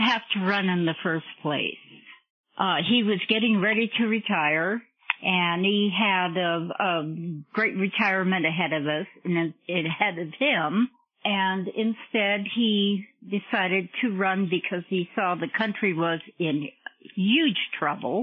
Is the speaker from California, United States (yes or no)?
yes; Southern California, United States; I was born and raised in Southern California